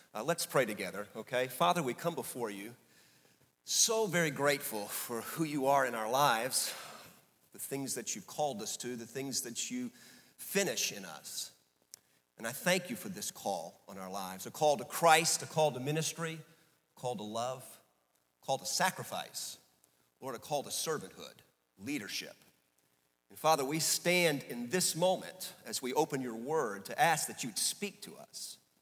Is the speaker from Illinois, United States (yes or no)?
no; New Orleans, Louisiana, United States; we grew up in New Orleans